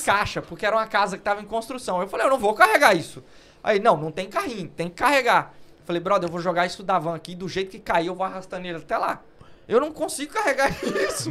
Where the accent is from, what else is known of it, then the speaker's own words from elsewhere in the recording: Uruaçu, Goiás, Brazil; moved away as an adult; also born or lived in Goiânia, Brazil; now in London, United Kingdom; Nasci em Uruaçu, cidade do interior